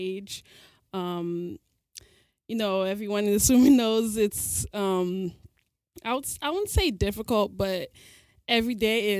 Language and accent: English; United States; also born or lived in Nigeria (parents); now in Chicago, United States; A first-generation American. My parents are Nigerian. I've lived in Chicago about 6 years